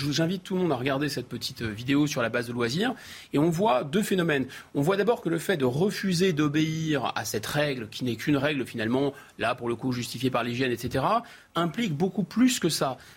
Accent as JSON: {"language": "French", "country": "France", "said": "On est français d'abord, avant d'être juif, avant d'être chrétien, avant d'être musulman."}